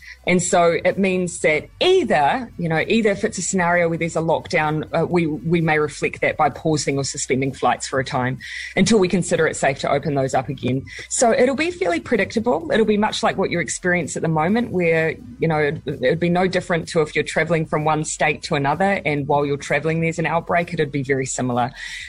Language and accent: English; Morrinsville, Waikato, New Zealand; It happens to be my hometown as well, so there you go.